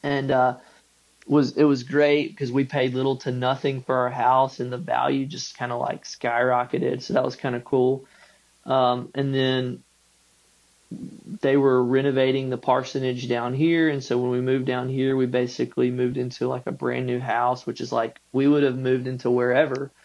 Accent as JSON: {"language": "English", "town": "Macon", "region": "Georgia", "country": "United States", "tie": "born or raised there", "also_born_or_lived": "Gray, Georgia", "moved": "as an adult", "lives_now": "Tifton, United States", "said": "I grew up in Macon, mm-hmm, Gray in that, mm-hmm, area"}